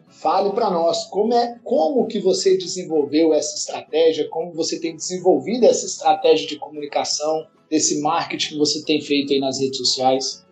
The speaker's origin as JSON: {"language": "Portuguese", "town": "Unaí", "region": "Minas Gerais", "country": "Brazil", "said": "Eu sou mineiro é. também, sou daqui, de uma cidade aqui perto de Brasília, de Unai"}